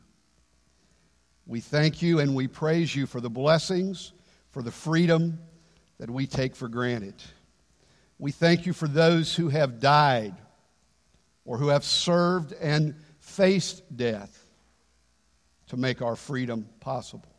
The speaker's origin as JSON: {"language": "English", "country": "United States", "said": "I'm an American."}